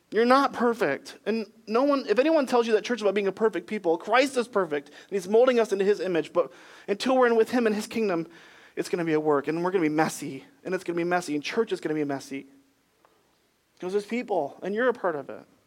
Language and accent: English; Michigan, United States; moved away as an adult; also born or lived in Ohio / Greenville, South Carolina; now in North Carolina, United States; I was born in Michigan, where we'd say things like, Don't forget your backpack